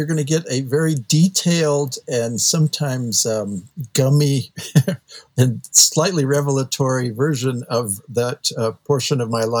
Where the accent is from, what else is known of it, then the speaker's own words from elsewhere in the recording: San Jose, California, United States; I was born and raised in San Jose, California, and then the peninsula.